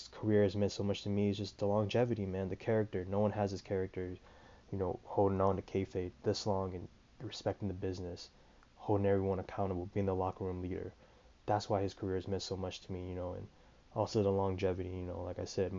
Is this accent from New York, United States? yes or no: no; Des Moines, Iowa, United States; I'm from Des Moines, Iowa